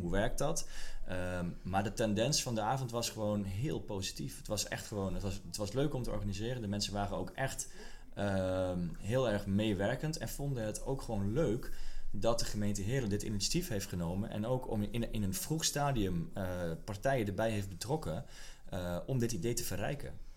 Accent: Kop van Noord-Holland, North Holland, Netherlands; moved away; also born or lived in Leeuwarden; ik kom zelf uit de kop van Noord-Holland

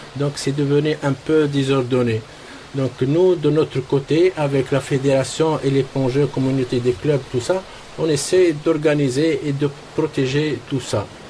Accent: Tabarka, Jendouba, Tunisia; je suis né à Tabarka au bord de la mer

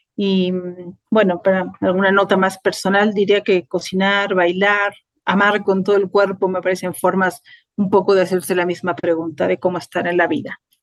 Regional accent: La Paz, Bolivia; also born or lived in Mexico; nací en La Paz, Bolivia. Ahí estudié mi licenciatura en literatura latinoamericana y ahí vivo desde 2005

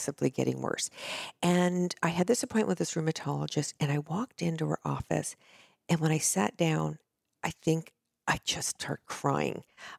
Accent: California, United States; also born or lived in New Jersey; now in Laguna Beach, United States; a transplant here at age 6. So California yes

